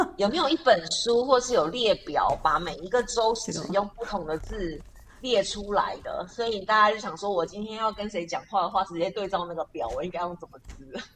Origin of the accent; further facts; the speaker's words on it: Taipei, Taiwan; 我是在台北市，呃，诶，出生大汉的，啊，我读册的时阵，呃，无同，我们都不说台语，就是我从来没有听过台语